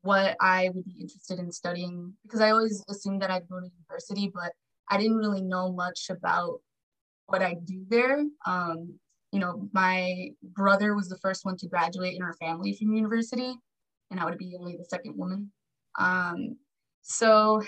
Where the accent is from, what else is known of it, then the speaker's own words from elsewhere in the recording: Los Angeles, California, United States; I was born here in LA, born and raised